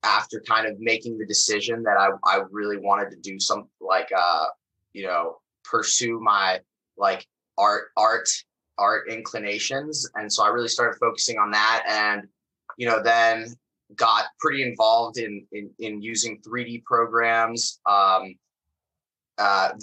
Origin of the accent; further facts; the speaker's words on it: Phoenix, Arizona, United States; moved away as an adult; also born or lived in Bay Area, California; now in Los Angeles, United States; I'm originally from Phoenix, Arizona